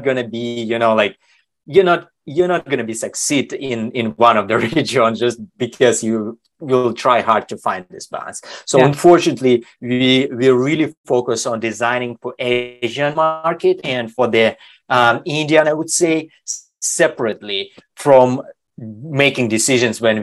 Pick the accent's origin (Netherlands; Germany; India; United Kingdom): Germany; also born or lived in Sweden / Switzerland / China; now in United States; I grew up in Germany, and then I live a couple of years in Sweden. I live in Switzerland for more than a decade. Now I'm living in basically in America